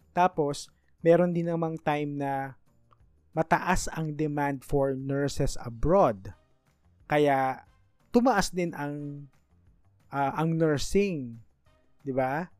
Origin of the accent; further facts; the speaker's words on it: Manila, Metro Manila, Philippines; since I was born in Manila, I am eligible sa scholarship ng PLM